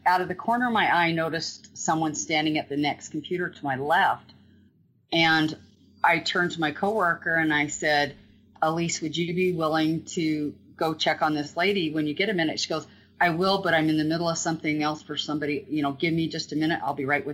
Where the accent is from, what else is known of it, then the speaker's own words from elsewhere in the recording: Green River, Wyoming, United States; I grew up in Green River, lifelong kid.